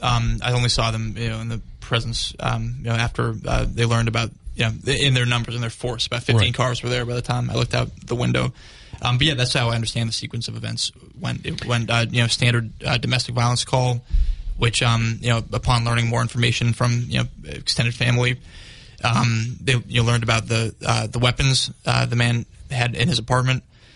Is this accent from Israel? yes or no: yes; Jerusalem, Jerusalem District, Israel; We don't have to get into this if you don't like, but I grew up in Jerusalem.